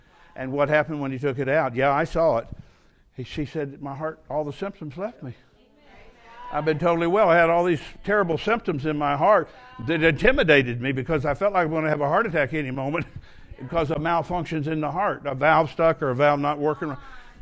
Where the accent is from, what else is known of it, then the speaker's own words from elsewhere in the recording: United States; I'm an American